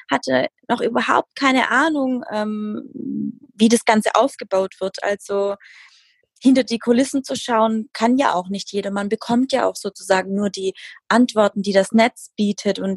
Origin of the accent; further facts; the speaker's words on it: Baden-Württemberg, Germany; 32 Jahre alt. Ich komme aus dem Schwabenländle